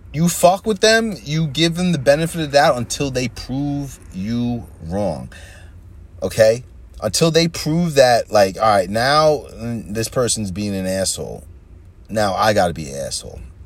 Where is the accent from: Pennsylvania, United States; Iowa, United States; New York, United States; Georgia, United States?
New York, United States; Long Island; moved away as an adult; now in New Jersey, United States; I grew up on Long Island for the most part in a white white neighborhood